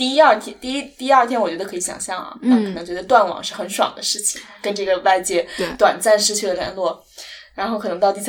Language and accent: Chinese; China; 我觉得至少作为一个中国人可能没有哈